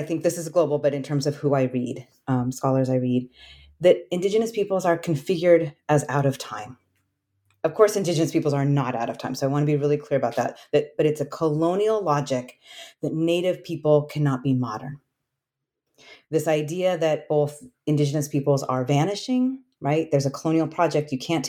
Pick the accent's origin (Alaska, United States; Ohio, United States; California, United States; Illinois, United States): Alaska, United States; And my mother and myself were immigrants to Alaska. And so I grew up Asian American in Alaska, and I grew up on the traditional homelands of the Tlingit people.